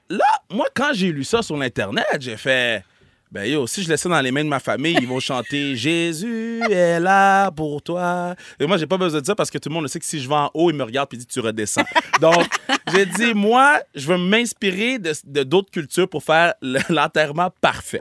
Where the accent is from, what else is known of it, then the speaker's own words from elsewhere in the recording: Quebec, Canada; je suis né, puis j'ai grandi au Québec